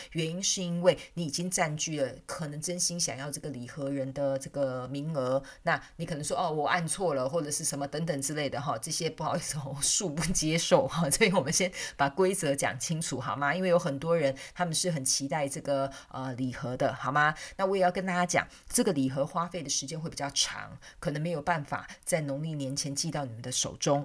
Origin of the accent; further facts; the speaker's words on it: southern Taiwan, Taiwan; 我是南部人嘛，所以很保守